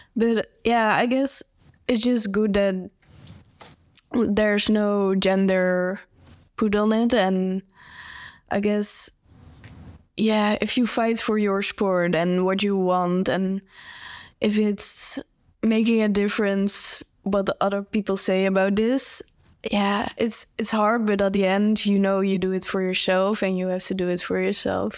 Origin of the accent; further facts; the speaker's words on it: Netherlands; I'm a cyclist, and, um, I'm from the Netherlands